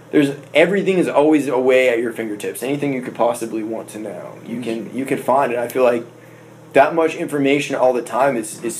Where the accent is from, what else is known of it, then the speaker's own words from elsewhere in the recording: South Florida, United States; I was born down in South Florida.